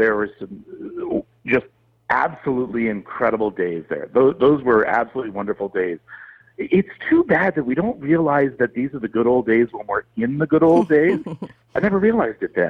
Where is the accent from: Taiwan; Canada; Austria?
Canada; North Bay, Ontario; I grew up in North Bay